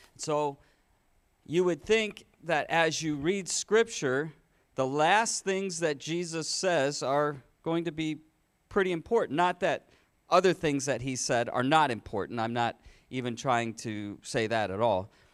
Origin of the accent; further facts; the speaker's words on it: Michigan, United States; the church where I grew up in Michigan